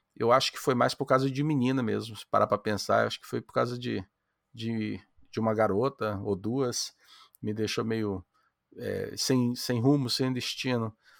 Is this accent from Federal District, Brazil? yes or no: no; Amapá, Brazil; now in United States; Eu, eu sou brasileiro, moro nos Estados Unidos, mas eu nasci no Amapá